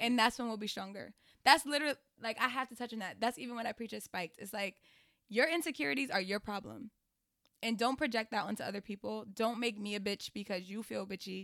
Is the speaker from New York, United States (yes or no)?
yes; New York City, New York, United States; I'm originally from Queens.